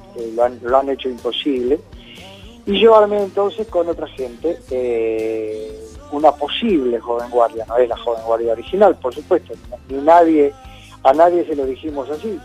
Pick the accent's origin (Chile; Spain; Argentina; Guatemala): Argentina; Córdoba; moved away; para los cordobeses, para mi tierra